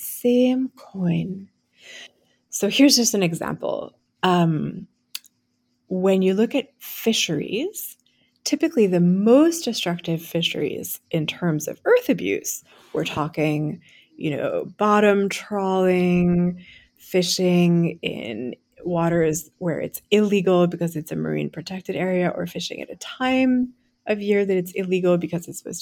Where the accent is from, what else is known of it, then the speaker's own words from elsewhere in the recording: France; moved away as an adult; also born or lived in United States; I'm French American, as you can probably tell from my name. And after coming to the US for college and law school at Yale